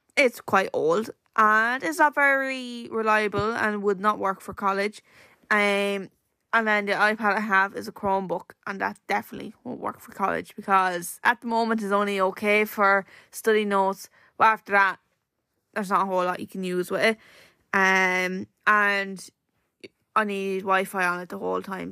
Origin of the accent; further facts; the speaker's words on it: Wexford, Leinster, Ireland; we're from Wexford